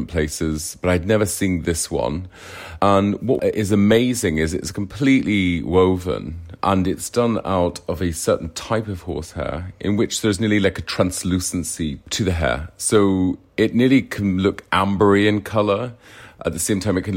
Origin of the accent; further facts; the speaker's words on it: Ireland; moved away; I'm originally from Ireland